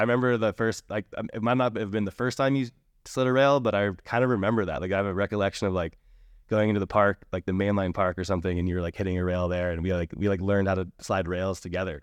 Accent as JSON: {"language": "English", "town": "Alpine Meadows", "region": "California", "country": "United States", "tie": "born or raised there", "said": "I grew up in Alpine Meadows, uh, just outside of Tahoe City"}